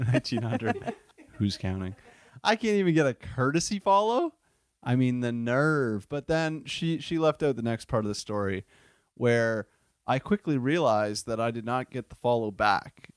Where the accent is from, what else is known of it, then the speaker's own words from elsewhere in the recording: Windsor, Ontario, Canada; moved away as an adult; also born or lived in Buffalo, New York; I am from the Wynn City, Windsor, Ontario, um, s, most southern point of Canada